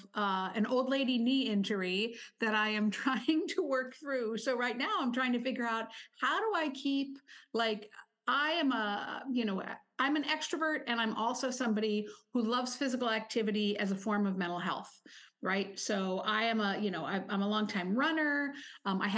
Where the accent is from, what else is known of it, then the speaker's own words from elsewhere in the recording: Oregon, United States; I'm from Oregon, where we have been voting at home for over 20 years